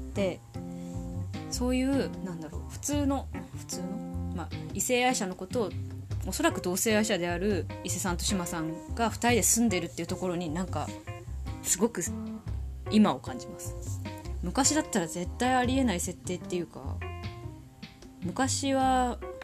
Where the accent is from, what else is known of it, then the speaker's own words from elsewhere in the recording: Tohoku, Japan; accent: Tohoku accent; 生まれも育ちも東北人です。口下手なまりもあります